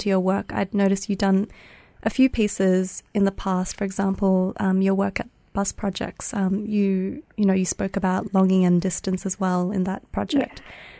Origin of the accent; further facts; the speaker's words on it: Melbourne, Victoria, Australia; I'm Vietnamese and I was born in Melbourne. And my parents came over as refugees.